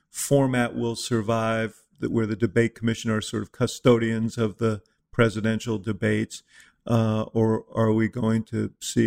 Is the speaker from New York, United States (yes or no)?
yes; New York City, New York, United States; I grew up in New York City, so I had a different sort of upbringing at about the same time.